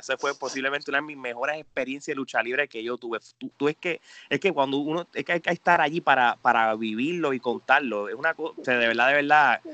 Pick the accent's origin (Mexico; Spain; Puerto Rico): Puerto Rico; somos nos criamos juntos en Puerto Rico